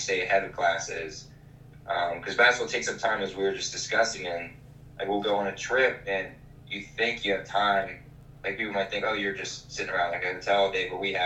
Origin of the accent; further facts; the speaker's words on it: Maryland, United States; I'm from Maryland, and I usually see my parents quite often